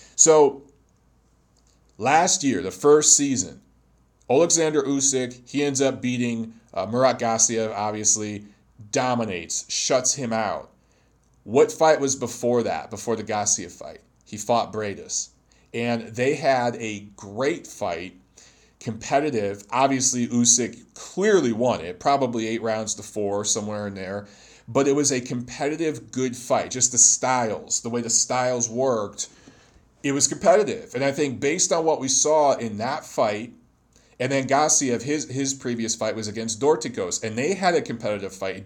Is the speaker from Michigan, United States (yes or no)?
yes; Detroit, Michigan, United States; Detroit's my hometown